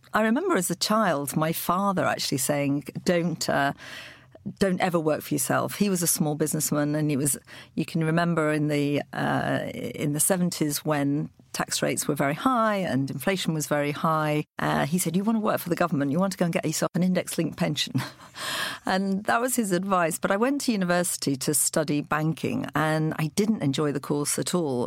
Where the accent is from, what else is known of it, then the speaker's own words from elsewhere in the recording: Lancashire, North West England, United Kingdom; moved away; also born or lived in Loughborough; I grew up in Lancashire on a poultry farm.